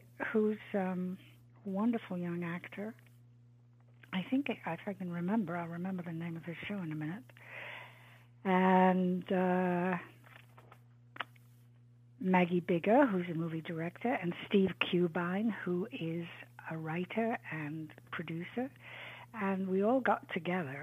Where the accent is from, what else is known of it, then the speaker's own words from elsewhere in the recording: England, United Kingdom; I grew up in England